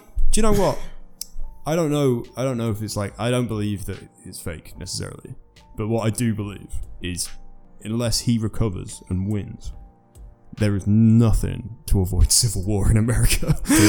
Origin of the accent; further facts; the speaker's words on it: United Kingdom; also born or lived in Kaohsiung, Taiwan; now in Reykjavik, Iceland; I'm British